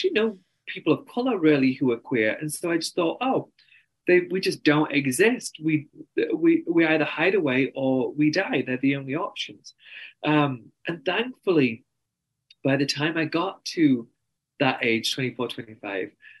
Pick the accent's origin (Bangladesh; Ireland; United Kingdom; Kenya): United Kingdom; accent: very strong English accent; moved away as an adult; also born or lived in New York, United States; now in Salt Lake City, United States; I'm brown and I'm British